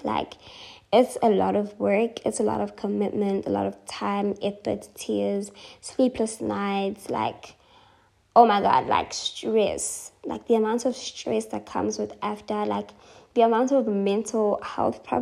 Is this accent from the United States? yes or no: no; Durban, KwaZulu-Natal, South Africa; I am not moving from my hometown. I am not doing that. And I asked for a transfer, and they transferred me back to Durban